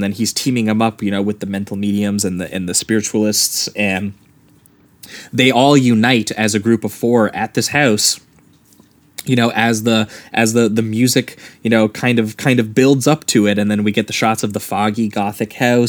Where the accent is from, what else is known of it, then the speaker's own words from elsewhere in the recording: Canada; being Canadian boys